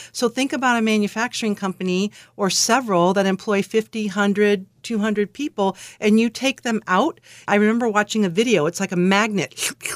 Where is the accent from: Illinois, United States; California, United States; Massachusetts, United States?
California, United States; Alameda; moved away as an adult; I grew up in Alameda, California, which someone once described as a little island